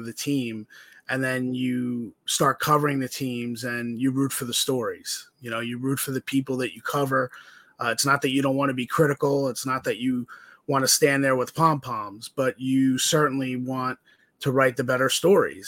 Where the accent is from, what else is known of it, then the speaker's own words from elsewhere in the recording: New Jersey, United States; also born or lived in Massachusetts; I'm from New Jersey. Shadow, about 15 minutes outside of New York City is where I grew up and where I was raised